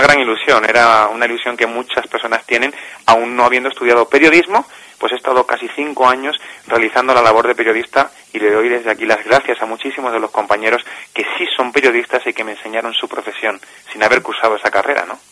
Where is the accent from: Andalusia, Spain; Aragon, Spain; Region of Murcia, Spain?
Andalusia, Spain; Cádiz; moved away as an adult; now in Alicante, Spain; nací en Cádiz hace ya unos añitos